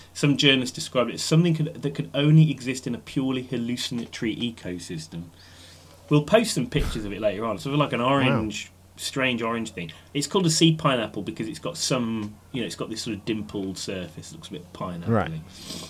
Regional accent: Black Country, West Midlands, United Kingdom; I'm from the Black Country, so we eat a lot of offal there.

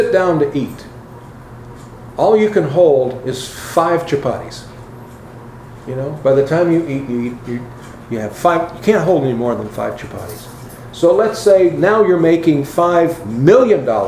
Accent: United States; Being here in America all the time

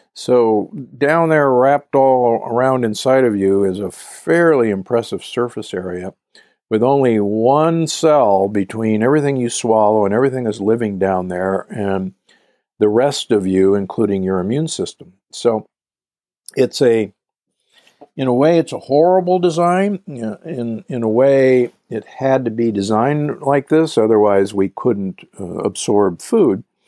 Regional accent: Omaha, Nebraska, United States; I grew up in Omaha, Nebraska

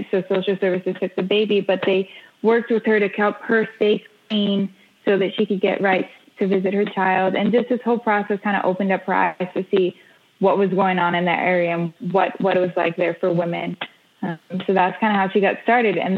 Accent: Israel; We moved here, and we grew up here in Israel. Israel being the base of my family's work.

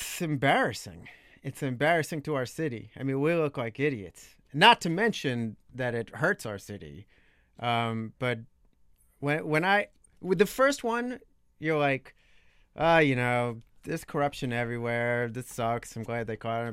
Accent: Long Island, New York, United States; moved away as an adult; also born or lived in Brooklyn, New York / Oxford, Ohio; now in Washington, D.C., United States; I'm from Long Island. When I was a very little kid, Brooklyn, but most of the formative years, Long Island, New York

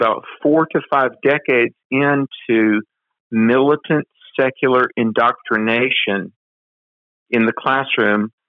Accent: North Carolina, United States; my home state capital, Raleigh, North Carolina

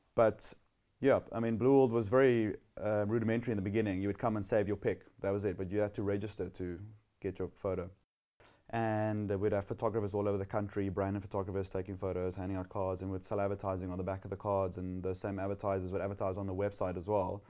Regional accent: Somerset West, Western Cape, South Africa; also born or lived in Gordon's Bay; I grew up in Somerset West, about fifty-five kilometers out of Cape Town

